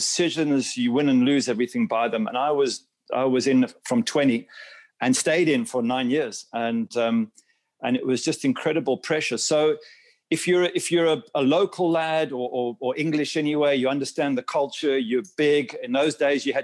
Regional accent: South Africa; moved away as an adult; also born or lived in England / Manchester, United Kingdom; now in Miami, United States; I ended up there as a six-year-old and grew up there and was schooled there and went to university there. So I'm sort of South African by culture

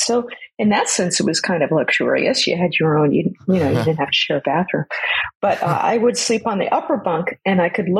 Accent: San Francisco Bay, California, United States; I grew up sailing on the San Francisco Bay

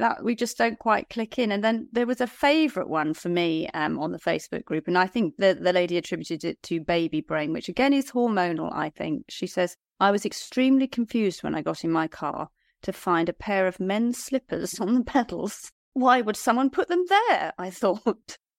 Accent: Liskeard, South West England, United Kingdom; my hometown of Lisgard.

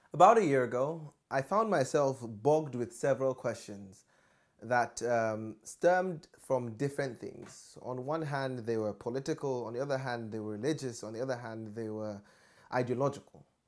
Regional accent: Nigeria; moved away as an adult; from my growing up in Nigeria up until I've left I left for university

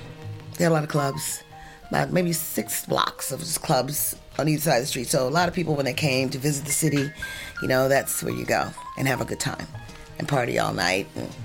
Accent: Chicago, Illinois, United States; moved away; I grew up in Hyde Park in Chicago, and Hyde Park is called Hyde Park because it's near the University of Chicago. It's like an island in the middle of madness

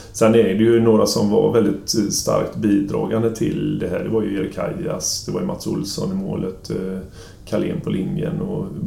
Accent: Sweden; moved away as an adult; also born or lived in Gothenburg, Sweden / Kiel, Germany; kom jag ner som ensam svensk

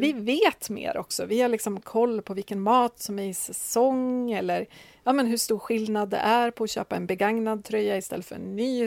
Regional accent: Timrå, Västernorrland County, Sweden; kommunen som jag är uppväxt i, Timrå

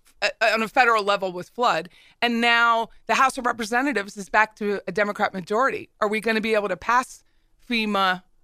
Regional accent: Pennsylvania, United States; now in Florida, United States; I come from Pennsylvania, which is a commonwealth.

